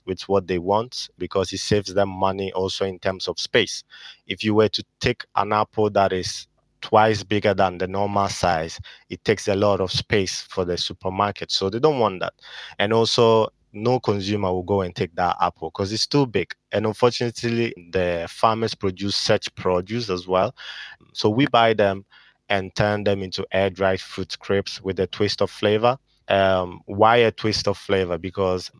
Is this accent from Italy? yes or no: yes; Italy; moved away as an adult; now in United Kingdom; I was born in Italy and I lived there pretty much all my life.